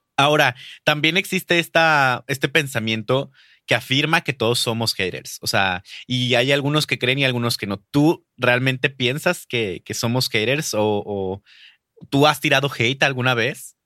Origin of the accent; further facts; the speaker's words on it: Durango, Mexico; Durango", o sea, que es de donde de donde yo donde yo nací